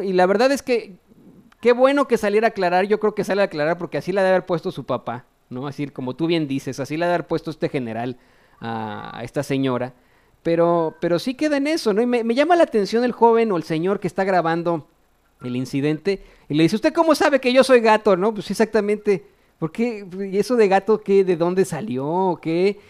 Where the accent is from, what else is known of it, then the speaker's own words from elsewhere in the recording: Mexico; nosotros como mexicanos